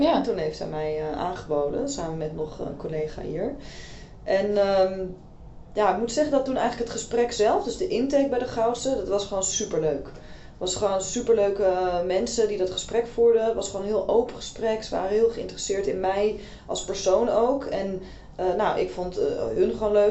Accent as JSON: {"language": "Dutch", "town": "Amsterdam", "region": "North Holland", "country": "Netherlands", "said": "ik kom uit Amsterdam"}